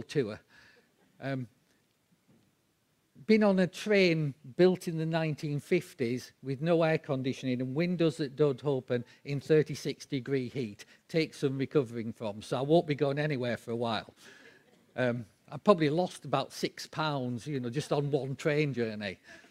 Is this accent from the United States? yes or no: no; England, United Kingdom; We're English